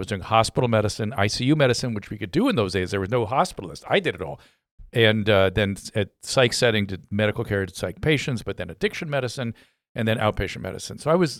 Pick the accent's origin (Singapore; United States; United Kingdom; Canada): United States; Philadelphia, Pennsylvania; moved away as an adult; also born or lived in California; I grew up in Philadelphia.